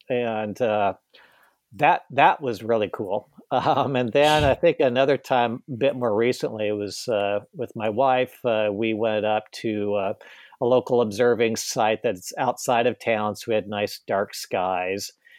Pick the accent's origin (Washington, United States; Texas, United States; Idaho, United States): Idaho, United States; Boise; growing up in Boise, Idaho.